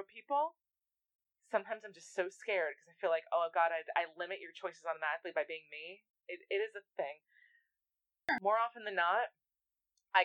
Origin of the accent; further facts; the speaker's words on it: New York, United States; I'm a New Yorker